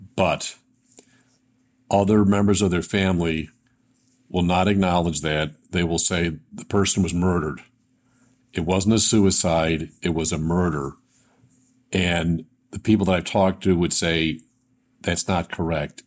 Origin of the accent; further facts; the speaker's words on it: Buffalo, New York, United States; growing up in Buffalo